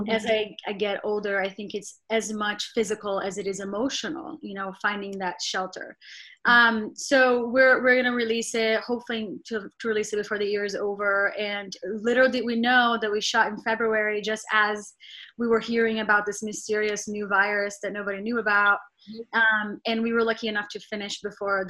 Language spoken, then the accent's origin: English; Rio de Janeiro, Brazil; moved away as an adult; also born or lived in New York, United States; now in Los Angeles, United States; growing up in Brazil